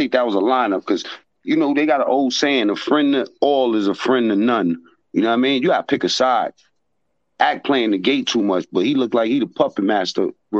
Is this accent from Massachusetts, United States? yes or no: no; New York City, New York, United States; I'm from Harlem.